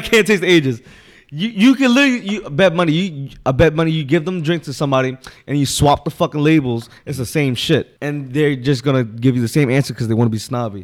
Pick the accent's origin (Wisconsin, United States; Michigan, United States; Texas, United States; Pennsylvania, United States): Pennsylvania, United States; Philadelphia; I'm born and raised South Philly